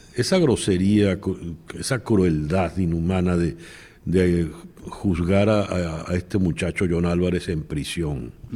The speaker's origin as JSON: {"language": "Spanish", "country": "Venezuela", "moved": "yes", "lives_now": "United States", "said": "los venezolanos somos un solo bloque, una sola comunidad"}